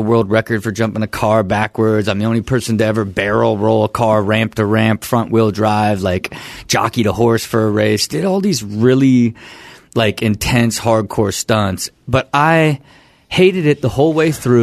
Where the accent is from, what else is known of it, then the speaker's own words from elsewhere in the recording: Kettering, Ohio, United States; also born or lived in San Diego; now in Los Angeles, United States; I was born and raised in Kettering, Ohio, and moved straight to San Diego